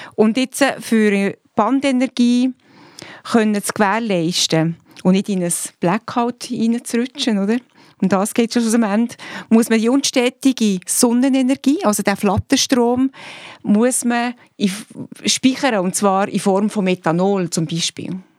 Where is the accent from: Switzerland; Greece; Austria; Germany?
Switzerland; bei uns in der Schweiz